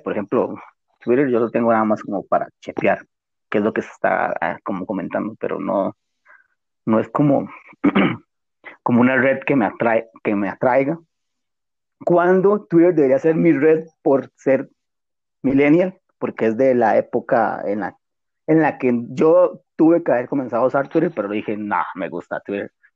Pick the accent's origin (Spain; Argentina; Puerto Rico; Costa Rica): Costa Rica; somos de Costa Rica